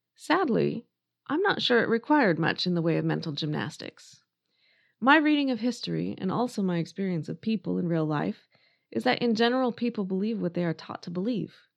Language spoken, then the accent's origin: English; United States; I am American and I went to school here